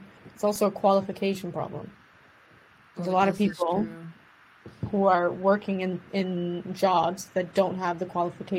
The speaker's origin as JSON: {"language": "English", "country": "Sint Maarten", "tie": "born or raised there", "moved": "yes", "said": "A negative aspect about growing up on Sint Maarten is the isolation of it. It's funny because we are surrounded by diversity, but only within limits. I feel like living on St. Maarten, we're kind of secluded from the rest of the world."}